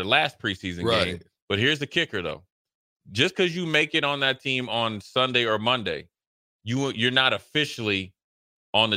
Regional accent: Frederick, Maryland, United States; moved away as an adult; also born or lived in Nebraska; we grew up playing AAU basketball against each other. I'm from Frederick, Maryland.

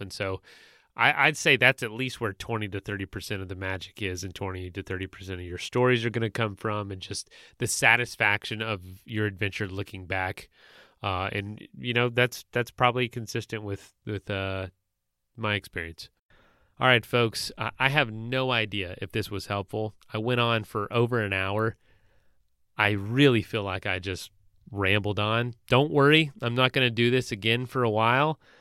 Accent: Florida, United States; I was in Florida where I was from

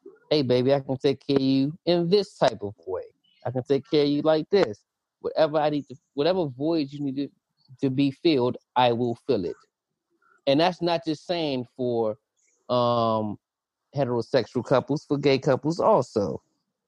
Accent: United States; the society that we lived in, that we were raised in America

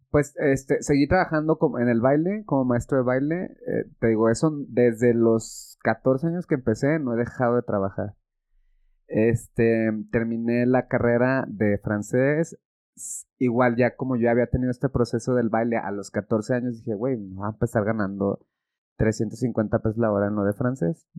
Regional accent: Mexico; soy mexicano y porque es donde yo he vivido y he estudiado

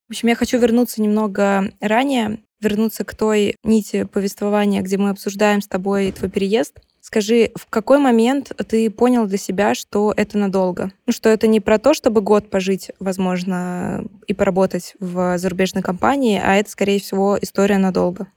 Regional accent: Saint Petersburg, Russia; moved away as an adult; now in Georgia; я из России, из Санкт-Петербурга

